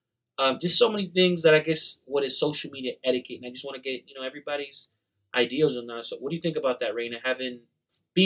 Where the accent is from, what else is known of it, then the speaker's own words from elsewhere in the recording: New York, United States; also born or lived in Colombia; now in Salt Lake City, United States; I'm Colombian, born in New York